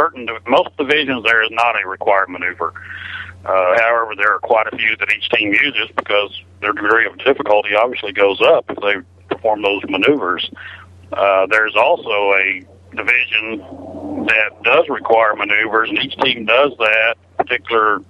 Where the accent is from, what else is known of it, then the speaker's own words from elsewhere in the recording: Alabama, United States; now in Texas, United States; I was born in Alabama